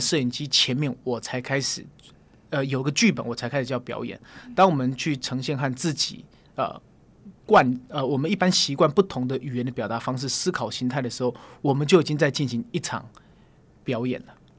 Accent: Taipei, Taiwan; 我生活在大直，我小时候好像在乡下长大一样

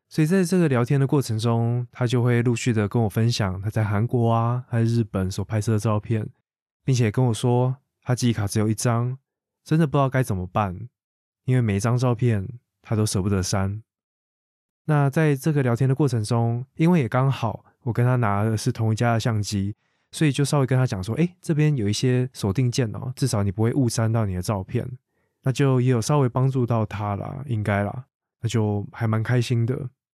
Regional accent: Taiwan; 台湾人是如何看待两岸的关系，以及我们到底是如何定义自己是什么样的人

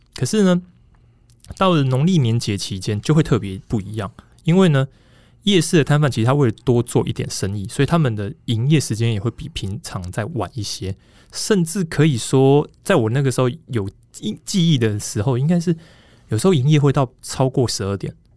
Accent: Taipei, Taiwan; 都一直在台北， 我就出生就是台北人这样子

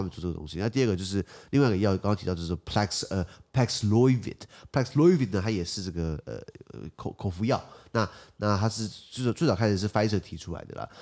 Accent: Taiwan; 我母语在台湾不是用英文

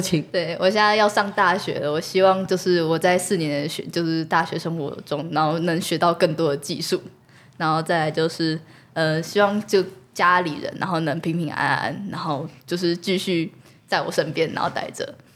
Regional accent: Shuangxi, New Taipei, Taiwan; 我是双溪土生出生，在地人，然后我从就是在这里也住了十七年，然后从小到大都都在这里。我幼稚园、国中、国小，然后高中也升上来，也一直在这里

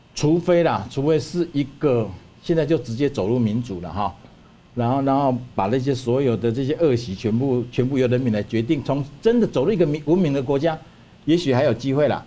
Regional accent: Taiwan; 我们台湾

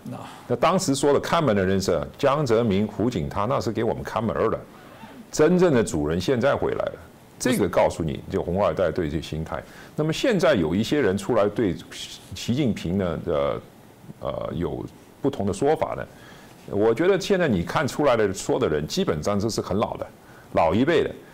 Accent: Hong Kong; moved away; 我在香港长大

